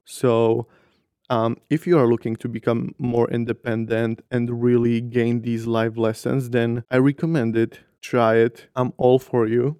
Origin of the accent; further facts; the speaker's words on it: northern Slovakia, Slovakia; moved away as an adult; now in Brussels, Belgium; I come from Slovakia, from, like, a really small town in the north of Slovakia